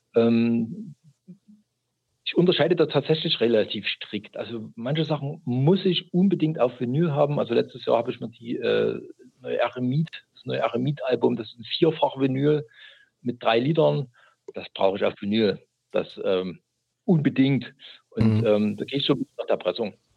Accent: East Germany, Germany; now in Chemnitz, Germany; ich bin gebürtiger DDR-Bürger

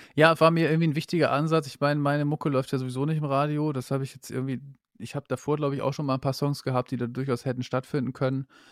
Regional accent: East Frisia, Lower Saxony, Germany; now in Berlin, Germany; ich komme ja aus Ostfriesland, aus Niedersachsen

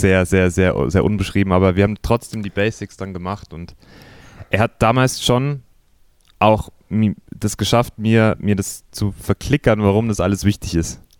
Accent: Simbach am Inn, Bavaria, Germany; also born or lived in Eggenfelden; ich bin aufgewachsen in Simbach. Das ist noch ein kleineres Kleinstädtchen als Eckenfelden. ähm, aber ja, nicht München, sondern bayerische, niederbayerische Provinz

